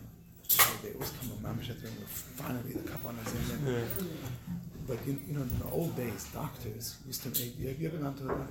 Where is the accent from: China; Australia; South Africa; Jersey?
South Africa; moved away; I grew up in South Africa in a third world country